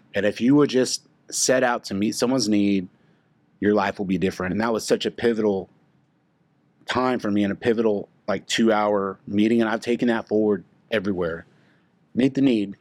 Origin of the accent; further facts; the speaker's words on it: Oklahoma City, United States; born and raised in Oklahoma City, Missouri